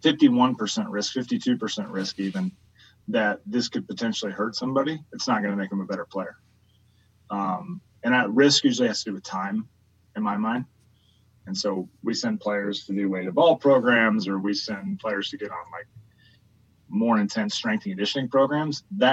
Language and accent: English; Midwest, United States; I was a huge Cubs fan, by the way, growing up. I grew up in the Midwest